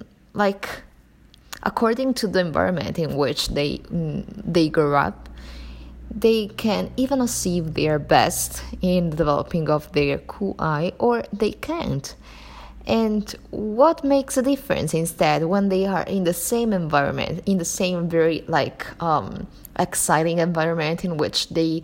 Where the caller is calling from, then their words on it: Sicily, Italy; I'm recording from Italy, Sicily exactly, and it's raining in here.